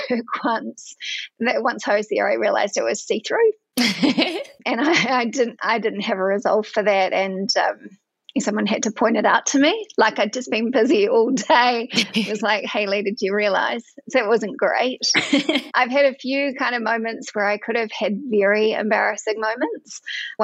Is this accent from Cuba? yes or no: no; Edgecumbe, Bay of Plenty, New Zealand; accent: Kiwi; I'm a Kiwi. You can probably tell that by my accent. I grew up on a dairy farm in a little town called Edgecombe.